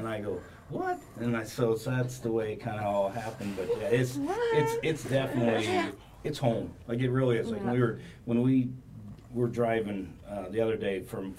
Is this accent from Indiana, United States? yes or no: yes; Indiana, United States; now in Ocala, United States; I'm originally from Indiana.